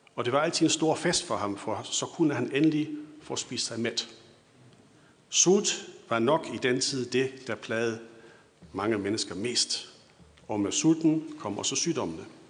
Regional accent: Schleswig-Holstein, Germany; Vi sydslesvigere på Idrætshøjskolen blev stort set betragtet som tyskere

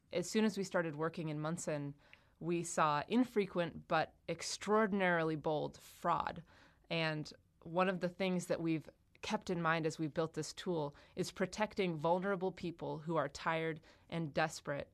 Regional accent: Monson, Massachusetts, United States; my hometown in half. In Western Massachusetts

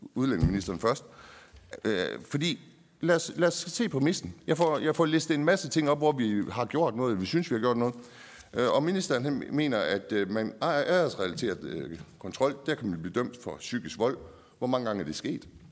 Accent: Nyborg, Southern Denmark, Denmark; jeg er fra Nyborg

